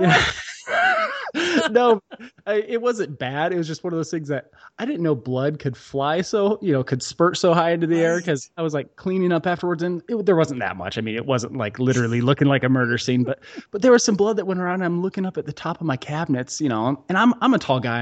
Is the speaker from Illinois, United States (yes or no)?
yes; outside of Chicago, Illinois, United States; now in Utah, United States; we grew up outside of Chicago